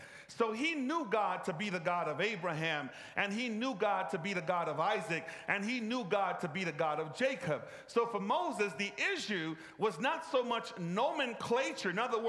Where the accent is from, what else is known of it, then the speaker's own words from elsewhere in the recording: Egypt; I grew up in Egypt. And Egypt is not a monotheistic nation.